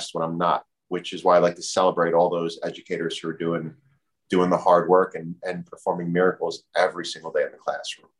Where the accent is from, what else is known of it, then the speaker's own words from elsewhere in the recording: Union, New Jersey, United States; I grew up in Union